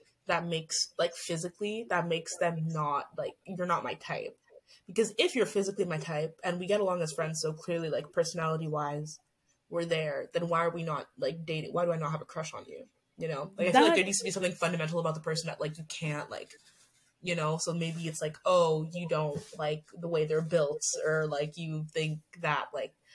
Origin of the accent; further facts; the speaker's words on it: Canada; we're Canadian and we're in the Commonwealth